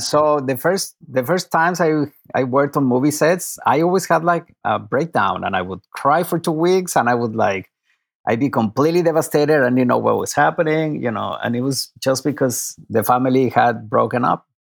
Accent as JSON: {"language": "English", "region": "Mexico City", "country": "Mexico", "moved": "as an adult", "lives_now": "Los Angeles, United States", "said": "I am from Mexico City"}